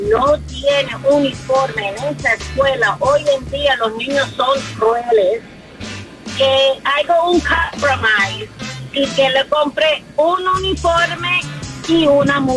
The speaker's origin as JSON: {"language": "Spanish", "region": "New York", "country": "United States", "lives_now": "Florida, United States", "said": "nosotros somos originales de Nueva York"}